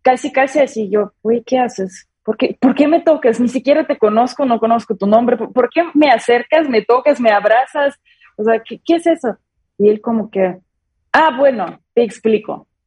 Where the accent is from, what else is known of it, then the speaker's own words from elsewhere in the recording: Mexico; no soy tan exagerada como eh, las otras personas que viven en mi país, que por ejemplo aquí los mexicanos tratan y piensan súper normal en como en la muerte